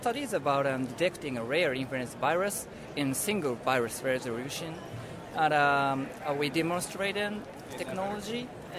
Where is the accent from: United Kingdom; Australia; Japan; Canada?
Japan; English is a second language; Hi, thank you. I'm … from University of Tokyo, Japan.